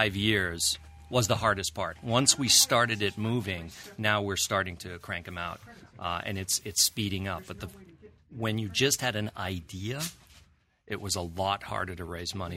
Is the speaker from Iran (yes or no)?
yes; Tehran, Tehran Province, Iran; moved away; I was born in Iran. I grew up in Iran